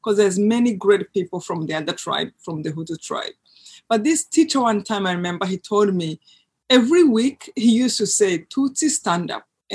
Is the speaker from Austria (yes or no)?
no; Rwanda; moved away; I grew up in Rwanda in a place that is very close to a lake